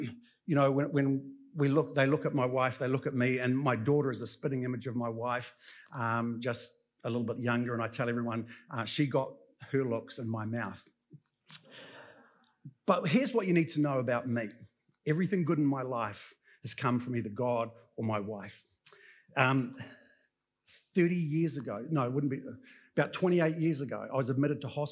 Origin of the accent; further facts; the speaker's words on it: New Zealand; being good Kiwi blokes